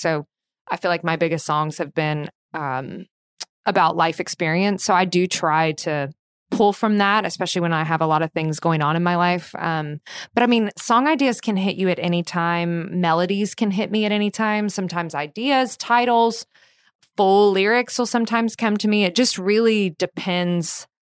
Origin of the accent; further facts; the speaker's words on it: Kentucky, United States; I grew up in Kentucky